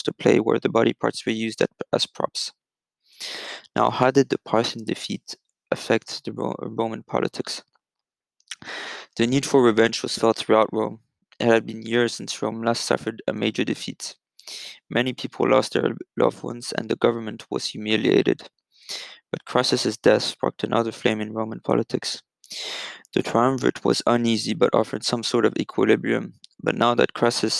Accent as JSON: {"language": "English", "region": "Geneva", "country": "Switzerland", "tie": "born or raised there", "said": "I'm recording this podcast from my hometown of Geneva, Switzerland."}